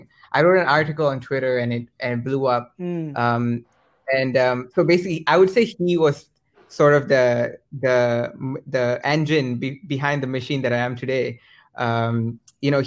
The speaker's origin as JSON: {"language": "English", "area": "near Singapore", "region": "Johor", "country": "Malaysia", "tie": "born or raised there", "moved": "as an adult", "lives_now": "Lancaster, United Kingdom", "said": "I was born in the very south of Malaysia, very close to Singapore. I attended primary school at this place called St. Joseph."}